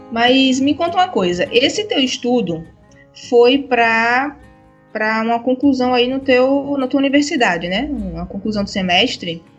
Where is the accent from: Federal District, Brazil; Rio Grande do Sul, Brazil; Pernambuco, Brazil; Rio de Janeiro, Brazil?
Pernambuco, Brazil; moved away; also born or lived in Paraíba / João Pessoa; eu venho do Nordeste, eu sou de Pernambuco